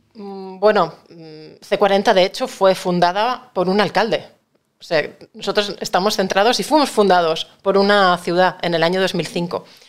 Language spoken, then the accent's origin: Spanish; Catalonia, Spain; now in Madrid, Spain; yo no dejo de ser una catalana afincada en Madrid, soy española